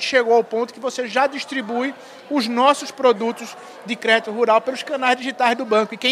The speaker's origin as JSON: {"language": "Portuguese", "town": "Recife", "region": "Pernambuco", "country": "Brazil", "said": "Eu sou pernambucano, né? Eu nasci em Recife, uhum. né? onde eu comecei minha carreira em 86."}